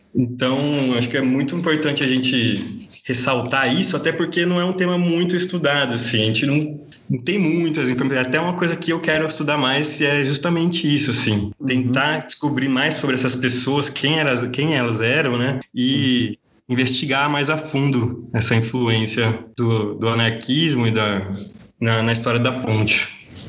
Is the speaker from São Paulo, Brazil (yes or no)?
yes; Campinas, São Paulo, Brazil; moved away as an adult; now in São Paulo, Brazil; eu moro em São Paulo, sou de Campinas, mas atualmente moro em São Paulo. Vim fazer a faculdade aqui e acabei ficando